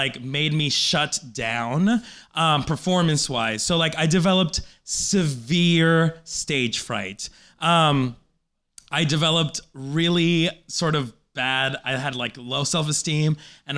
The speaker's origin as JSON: {"language": "English", "country": "Colombia", "tie": "born or raised there", "moved": "yes", "lives_now": "United States", "said": "I was born in Colombia"}